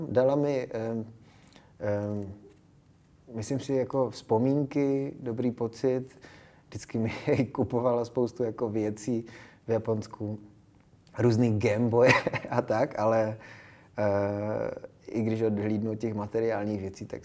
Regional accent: Czechia; first language Japanese; myslím, že ne, že jsem, že jsem docela jako Čech a Eh, že jsem vlastně úplně Čech, takže jestli, tak možná vizuálně, možná trošku jsem jako po mamce

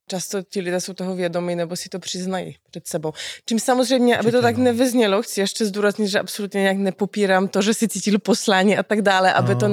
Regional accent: Cieszyn Silesia, Silesian Voivodeship, Poland; now in Czech Republic; Já jsem zrovna z Těšinského Slezska

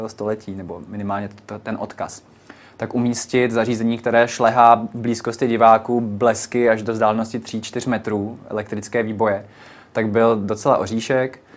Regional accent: Vysočina Region, Czechia; now in Prague, Czech Republic; já stále nejsem z Prahy, jsem z Vysočiny

